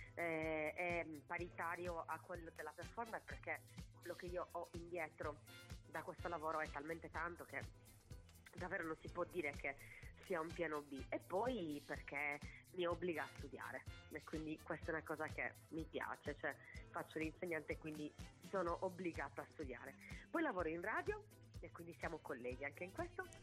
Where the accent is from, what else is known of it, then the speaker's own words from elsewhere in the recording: Sardinia, Italy; moved away as an adult; also born or lived in Bologna / Barcelona / New York; vengo da un'isola meravigliosa, ma è un'isola